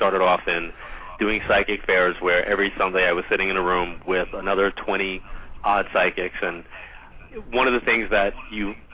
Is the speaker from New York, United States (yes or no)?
yes; Long Island, New York, United States; Every year I end my travel schedule kind of like in my hometown